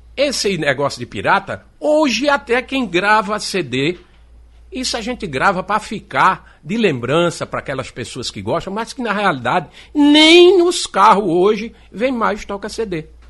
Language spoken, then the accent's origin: Portuguese; Recife, Pernambuco, Brazil; also born or lived in Paraíba; now in João Pessoa, Brazil; E eu morei na Paraíba, quando deu quatro anos de idade, eu vim embora para o Recife. Eu peguei aquelas três cheias, nós sofremos muito aqui no Recife